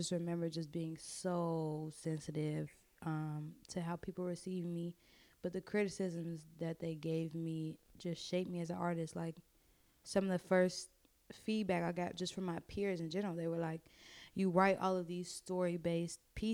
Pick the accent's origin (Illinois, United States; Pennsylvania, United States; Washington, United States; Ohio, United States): Illinois, United States; Chicago; I'm from the west side of Chicago. I grew up all over the city